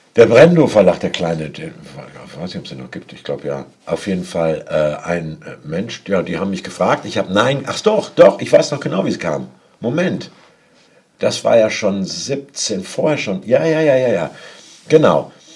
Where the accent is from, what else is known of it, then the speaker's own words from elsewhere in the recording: Hamburg, Germany; moved away; als Hamburger